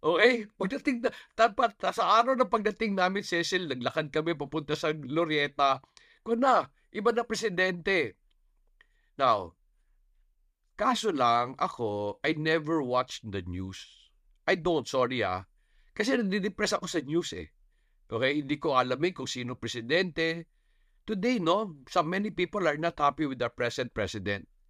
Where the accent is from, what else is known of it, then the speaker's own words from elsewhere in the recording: Bukidnon, Northern Mindanao, Philippines; I come from Bukidnon.